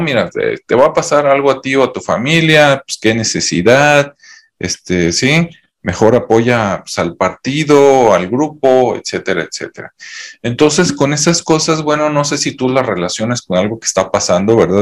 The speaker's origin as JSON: {"language": "Spanish", "country": "Mexico", "said": "aquí en mi país, México"}